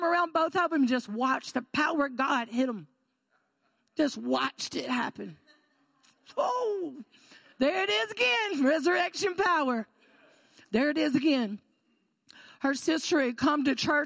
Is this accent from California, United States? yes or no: no; Florida, United States; moved away as an adult; now in Georgetown, United States; I am from Florida.